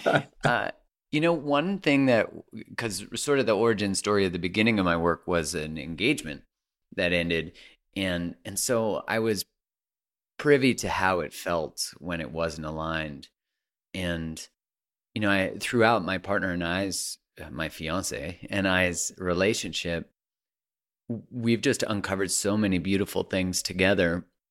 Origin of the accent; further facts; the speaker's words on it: Calgary, Alberta, Canada; I grew up in Calgary